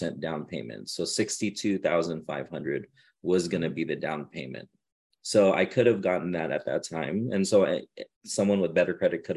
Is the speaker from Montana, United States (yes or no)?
no; Southern California, United States; I'm from Southern California.